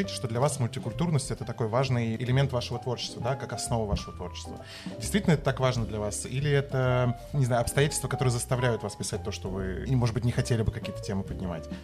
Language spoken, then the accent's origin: Russian; Moscow, Russia; мы как москвичи